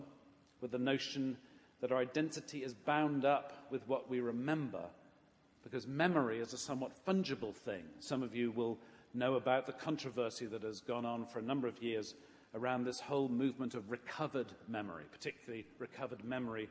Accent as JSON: {"language": "English", "region": "England", "country": "United Kingdom", "tie": "born or raised there", "said": "I grew up in England"}